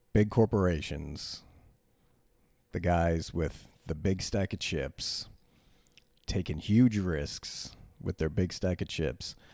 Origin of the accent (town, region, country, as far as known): United States